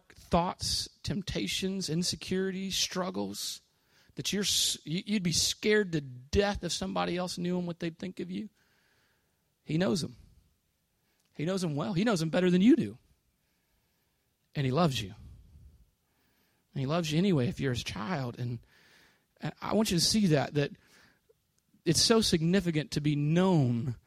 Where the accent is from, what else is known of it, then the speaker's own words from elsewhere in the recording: New Orleans, Louisiana, United States; moved away as an adult; now in Jacksonville, United States; I'm from New Orleans